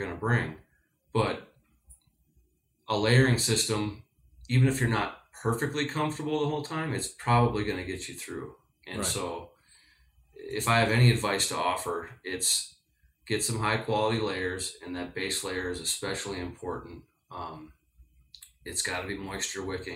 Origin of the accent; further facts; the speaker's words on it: Minnesota, United States; I'm from Minnesota